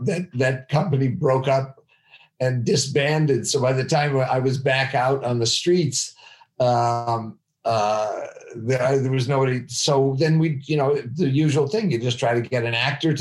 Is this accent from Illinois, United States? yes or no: yes; outside of Chicago, Illinois, United States; I grew up outside of Chicago in just a regular American, like small town